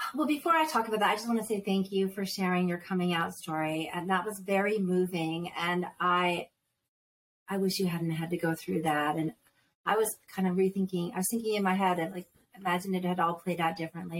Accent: Northeast, United States; moved away; I was raised Catholic in the Northeast

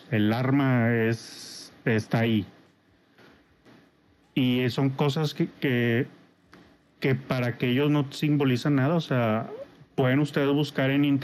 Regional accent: Mexico; Soy de México.

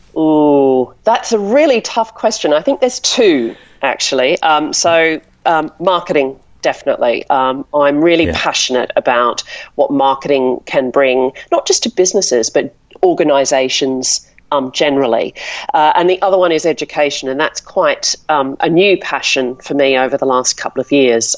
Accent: Melbourne, Victoria, Australia; moved away as an adult; now in London, United Kingdom; I'm from Melbourne

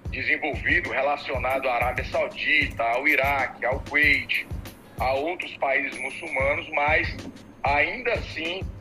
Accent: Brazil; moved away as an adult; also born or lived in Qatar; tive a felicidade de morar 11 anos no Catar. Eu tenho dupla nacionalidade, eu sou brasileiro

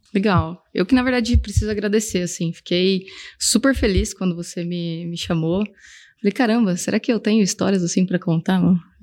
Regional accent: Brazil; also born or lived in Scotland; agora voltei para o Brasil, quero arrumar uma empresa onde eu use o meu inglês

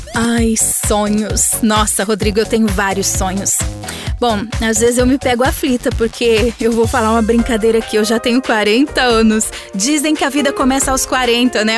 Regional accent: Buritama, São Paulo, Brazil; now in Araçatuba, Brazil; Eu moro em Araçatuba, São Paulo, porém eu nasci em Buritama, que é uma cidade vizinha daqui

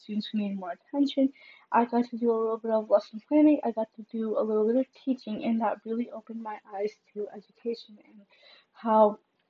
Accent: Chicago suburbs, Illinois, United States; I'm from the suburbs, yes. But I can't really claim that I am from Chicago because I haven't lived there

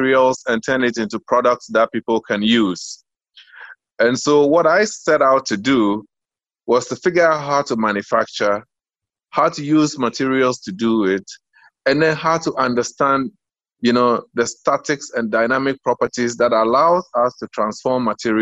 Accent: Accra, Greater Accra, Ghana; moved away as an adult; also born or lived in United States; I was born in East Lagos when it was still called Baoleshi. I still prefer to say my hometown is Baoleshi

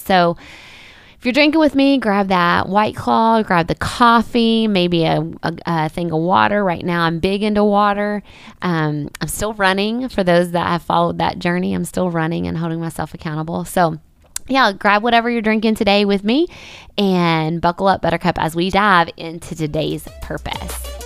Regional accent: Winthrop, Kentucky, United States; I did start a nonprofit called Puzzle Pieces here in my hometown of Winthrop, Kentucky

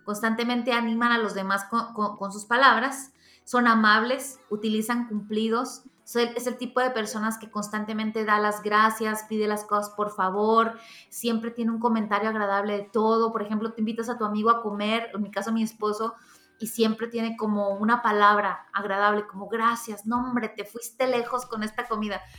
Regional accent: Mexico; como buena mexicana de barrio

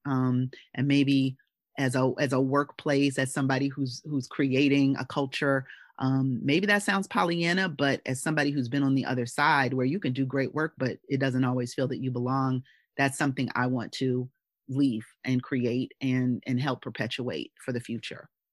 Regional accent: Philadelphia, Pennsylvania, United States; my hometown of Philadelphia

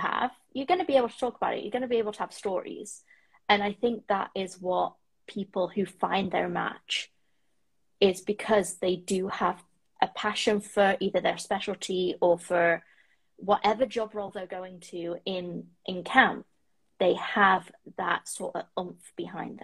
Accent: United Kingdom; moved away as an adult; now in Toronto, Canada; I am a British female that is living currently in Toronto in the Six

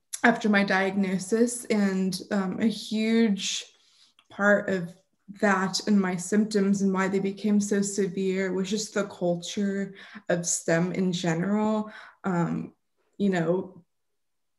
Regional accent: Austin, Texas, United States; moved away; Austin, Texas, my hometown

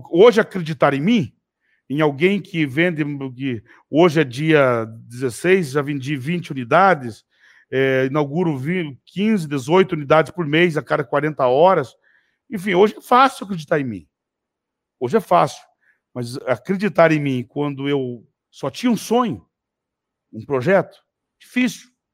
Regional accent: Telêmaco Borba, Paraná, Brazil; quando eu era menino, eu morava em Telemaco Borba, morava com a minha tia, morava de favor na casa dela, inclusive, logo que eu fui embora da fazenda.

